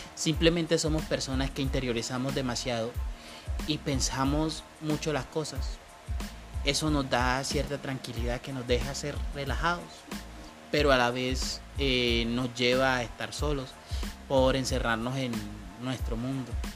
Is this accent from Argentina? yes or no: no; Colombia; En mi país Colombia y sobre todo en mi región